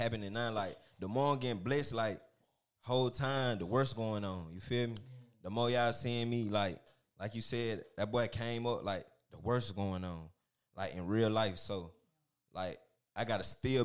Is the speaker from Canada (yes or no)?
no; Macon, Georgia, United States; I'm from Macon